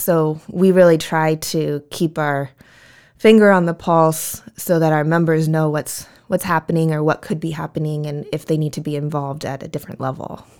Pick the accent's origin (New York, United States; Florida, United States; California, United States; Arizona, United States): California, United States; Vista; born and raised in Vista